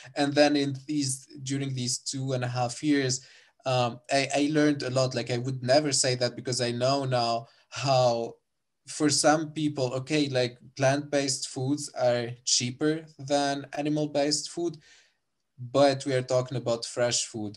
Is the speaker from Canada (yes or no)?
no; Sousse, Sousse Governorate, Tunisia; moved away as an adult; now in Germany; I'm from Susa, which is also quite, uh, like the, a city in Tunisia.